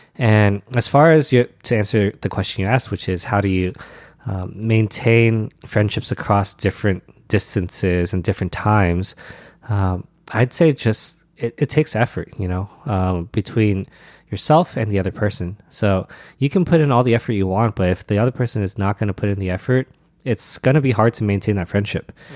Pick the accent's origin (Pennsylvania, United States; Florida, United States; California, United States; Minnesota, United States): California, United States; Alhambra; also born or lived in Arcadia, California; I grew up in Alhambra, uh, which is also in the same, uh, vein